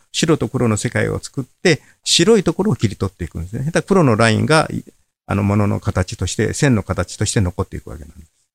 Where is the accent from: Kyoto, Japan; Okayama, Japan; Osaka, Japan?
Osaka, Japan; also born or lived in Mine, Yamaguchi; 大阪で僕はこの仕事を始めて、大阪で育ったもんですから、青春時代